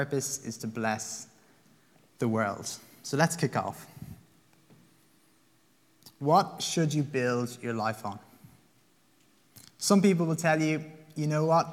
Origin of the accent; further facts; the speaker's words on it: Limerick, Munster, Ireland; now in Dublin, Ireland; I am Irish. I'm a Limerick man